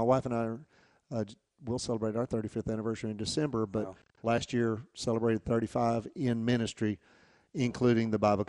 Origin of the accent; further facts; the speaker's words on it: Atmore, Alabama, United States; I grew up